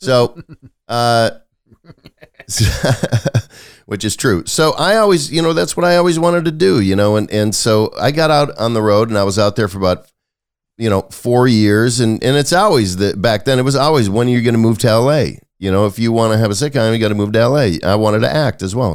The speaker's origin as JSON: {"language": "English", "region": "Wisconsin", "country": "United States", "tie": "born or raised there", "also_born_or_lived": "Los Angeles", "moved": "yes", "lives_now": "Kentucky, United States", "said": "I grew up in Wisconsin"}